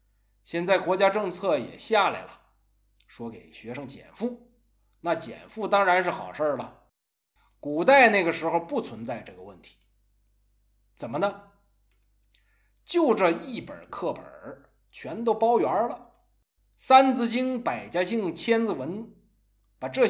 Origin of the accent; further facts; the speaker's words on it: China; 这说明这些东西已经融在我们中国人的血液里了。